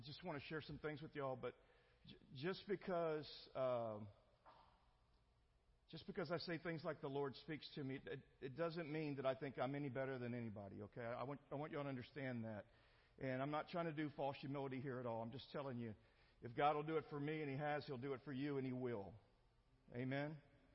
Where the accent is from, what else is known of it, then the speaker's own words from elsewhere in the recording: El Campo, Texas, United States; also born or lived in Houston, Texas; I grew up in a small town called El Campo